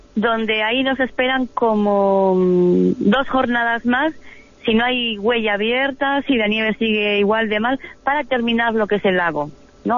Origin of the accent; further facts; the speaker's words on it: Spain; como españolas